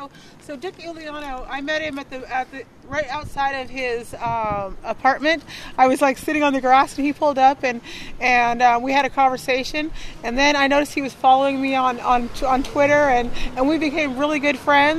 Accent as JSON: {"language": "English", "town": "Kalama", "region": "Washington", "country": "United States", "tie": "born or raised there", "said": "I was raised in a very small town in Washington, Kalama, Washington."}